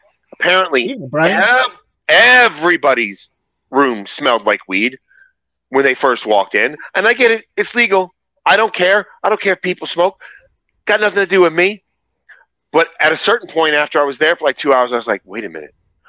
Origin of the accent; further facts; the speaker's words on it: Virginia, United States; I'm from Virginia.